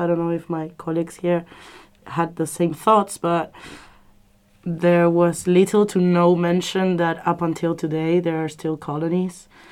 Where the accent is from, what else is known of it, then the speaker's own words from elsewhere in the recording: Argentina; moved away; I come from Argentina